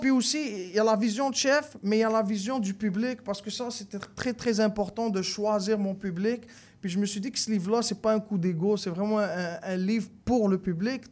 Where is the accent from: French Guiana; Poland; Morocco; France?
Morocco; now in Quebec, Canada; je viens du Maroc